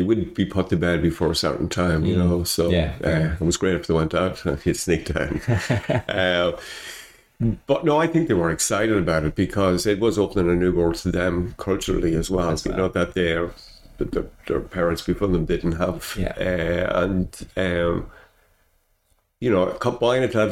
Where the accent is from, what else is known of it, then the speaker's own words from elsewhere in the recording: Dundalk, County Louth, Ireland; I grew up in Dundalk, which had big manufacturing